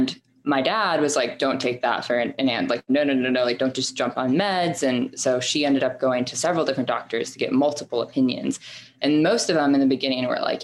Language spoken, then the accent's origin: English; Marietta, Georgia, United States; also born or lived in Manhattan, New York; now in New York, United States; I'm a 24-year-old who is now working in marketing in Manhattan. I grew up in Marietta, Georgia